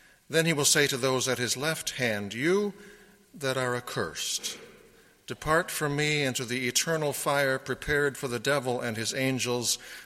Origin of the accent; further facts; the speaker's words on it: Sioux County, Iowa, United States; also born or lived in Johnson County, Iowa; I grew up in Sioux County, Iowa